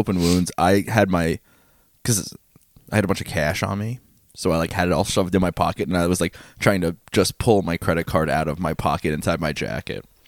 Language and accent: English; New York, United States; we're from New York.